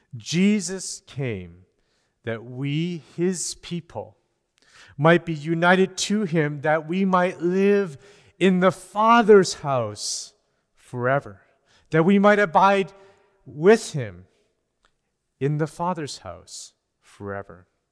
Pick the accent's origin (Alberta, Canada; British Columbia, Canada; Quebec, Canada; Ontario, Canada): British Columbia, Canada; As Canadians, as British Columbians